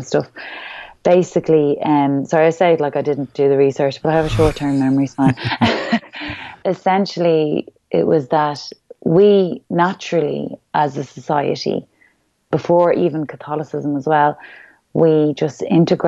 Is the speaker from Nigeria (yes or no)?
no; Ireland; who we really are as Irish people